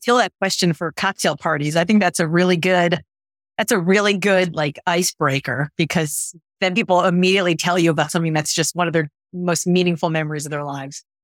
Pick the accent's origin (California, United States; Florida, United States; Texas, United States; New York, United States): Florida, United States; Miami; moved away as an adult; now in Boston, United States; I grew up in Miami